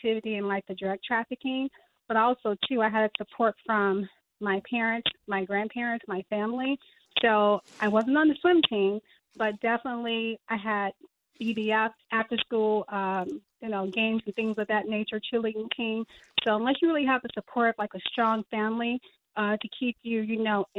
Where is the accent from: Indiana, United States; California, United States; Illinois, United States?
Illinois, United States; Chicago; I'm from the West Side of Chicago, where they would actually call it Holy City